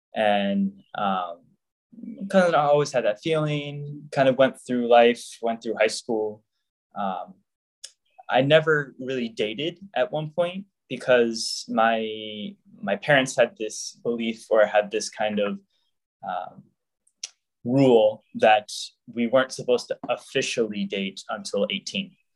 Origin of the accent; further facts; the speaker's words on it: Jacksonville, Florida, United States; moved away as an adult; originally, I am from Jacksonville, Florida. I grew up the youngest of four siblings.